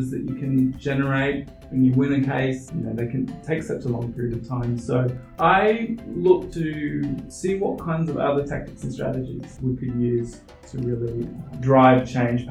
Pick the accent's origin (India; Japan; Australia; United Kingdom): Australia; moved away; I'm originally from Australia